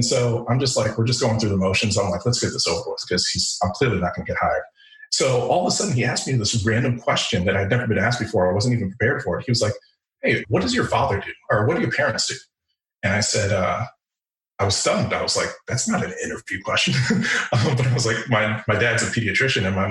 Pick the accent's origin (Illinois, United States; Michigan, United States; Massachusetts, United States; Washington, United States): Illinois, United States; Chicago; moved away as an adult; also born or lived in Rhode Island; I grew up in Chicago in the 80s and 90s, so the Michael Jordan Bulls era